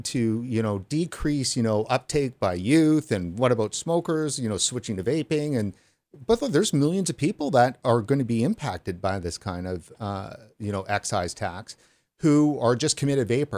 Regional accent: Canada; as a Canadian

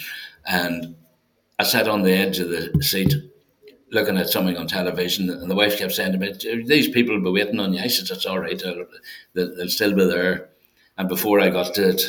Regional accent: Dublin Street, Northern Ireland, United Kingdom; I was born in Dublin Street and I lived in Dublin Street until I was married.

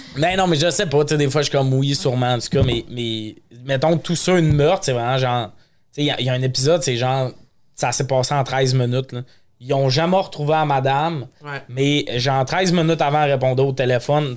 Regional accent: Montreal, Quebec, Canada; on est montréalais

